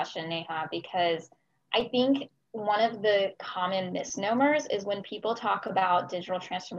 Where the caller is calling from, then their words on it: Brookhaven, Georgia, United States; also born or lived in Austin, Texas; Yeah, today I'm joining from Austin, Texas, so way in the middle of the country, but normally I'm calling from my home in Brookhaven, Georgia. So same Atlanta atmosphere